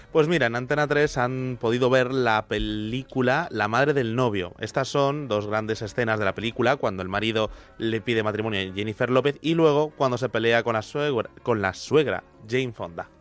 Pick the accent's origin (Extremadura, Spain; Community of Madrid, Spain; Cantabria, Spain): Community of Madrid, Spain; Madrid; la chica de San Blas, donde también vengo yo